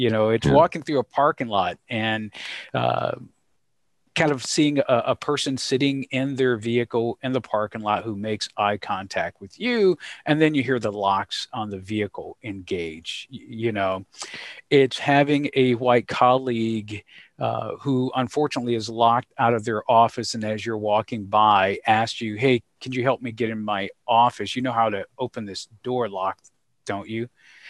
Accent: Georgia, United States; Thinking about growing up in the South, thinking concretely about things that were discussed at the dinner table, interactions with mom and dad, and some of the challenges. And by the South, I reference to the beautiful state of Georgia. So okay. That's home for me.

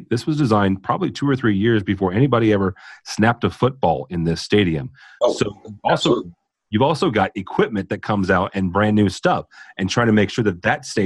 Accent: St. Louis, Missouri, United States; the St. Louis Cardinals, my, my, my hometown team.

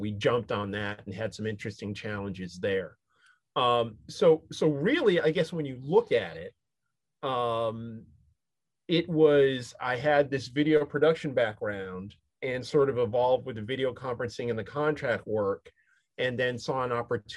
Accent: Syracuse, New York, United States; I grew up in Syracuse, New York

